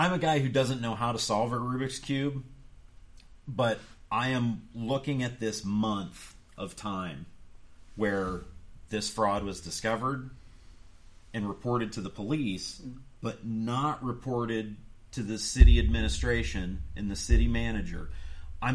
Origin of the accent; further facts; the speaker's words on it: Youngstown, Ohio, United States; moved away; I come from the Youngstown area